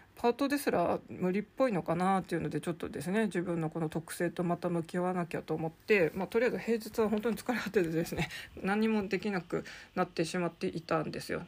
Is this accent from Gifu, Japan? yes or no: no; Sapporo, Hokkaido, Japan; 札幌生まれ札幌育ちの私